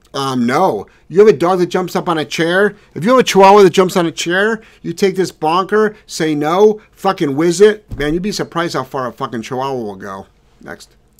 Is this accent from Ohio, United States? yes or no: yes; Cleveland, Ohio, United States; I'm from Cleveland